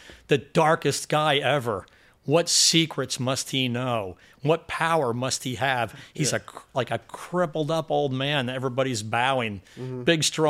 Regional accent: New Jersey, United States; I'm from New Jersey.

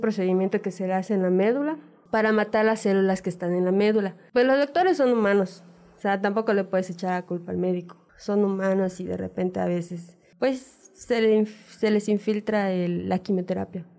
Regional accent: Mérida, Yucatán, Mexico; Nosotros somos de acá de Mérida

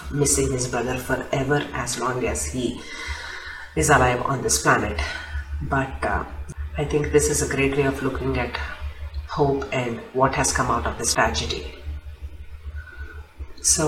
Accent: India; I am Indian

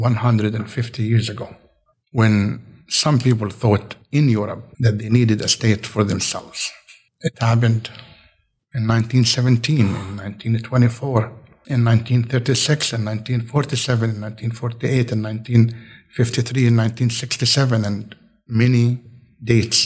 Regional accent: Palestine; now in United States; I was born and I grew up in Palestine.

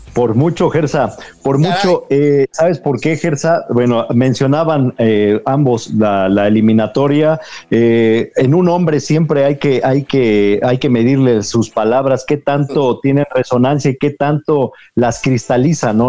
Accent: Mexico; aunque no nos guste como mexicanos

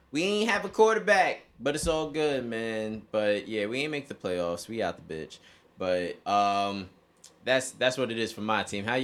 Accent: New York, United States; as a New Yorker, I have to support the Giants.

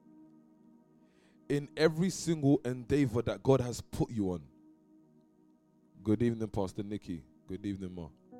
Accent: London, United Kingdom; because I'm from East London

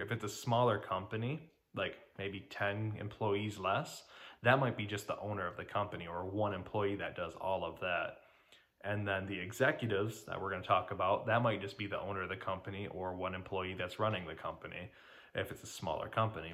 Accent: Detroit, Michigan, United States; I'm from Detroit, Michigan

